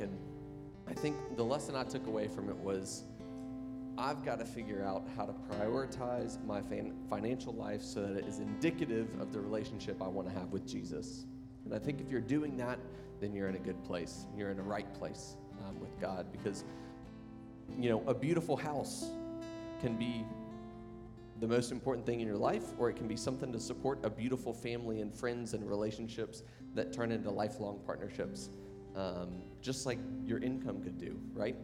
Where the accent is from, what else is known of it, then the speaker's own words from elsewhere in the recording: the South, United States; we're from the South